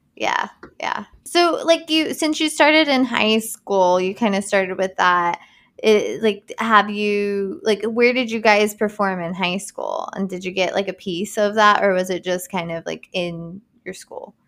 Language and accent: English; United States; I'm from Boone County